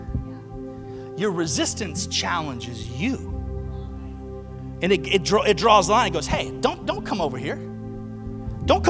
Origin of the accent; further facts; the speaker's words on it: Alabama, United States; I'm from Alabama.